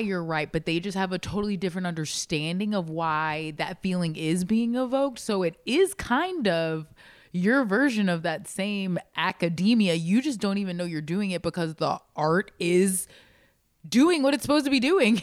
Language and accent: English; Baltimore, Maryland, United States; I was born in Baltimore